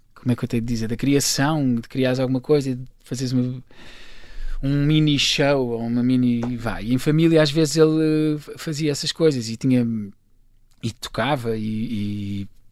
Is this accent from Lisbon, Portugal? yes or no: yes; Carcavelos, Lisbon, Portugal; eu nasci em Lisboa, mas cresci em Carcavelos, uh, okay. Carcavelos, Paredes, um menino da linha